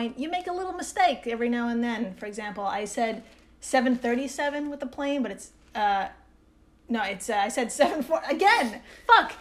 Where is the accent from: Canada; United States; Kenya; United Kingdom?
United States; also born or lived in New York; We're American